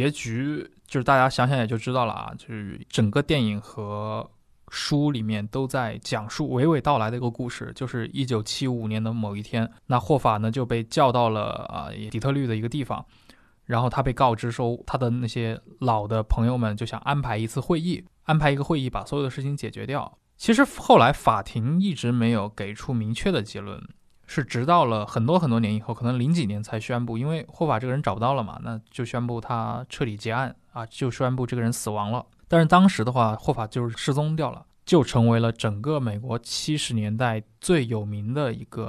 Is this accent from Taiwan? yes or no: no; China; 我们中国人理解可能就像洪门里面所谓双花红棍啊这种